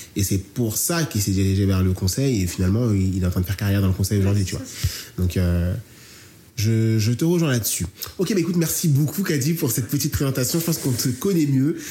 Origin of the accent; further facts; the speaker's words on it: Marseille, Provence-Alpes-Côte d'Azur, France; accent: Marseillais; j'ai l'accent marseillais